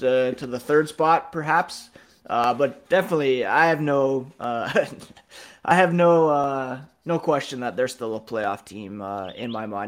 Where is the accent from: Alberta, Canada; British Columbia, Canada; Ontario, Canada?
Ontario, Canada; Ottawa; I grew up in Ottawa